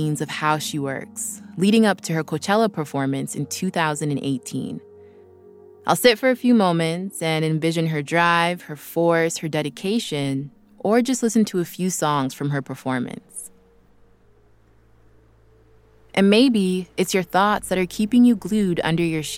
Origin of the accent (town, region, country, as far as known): Vancouver, British Columbia, Canada; now in Los Angeles, United States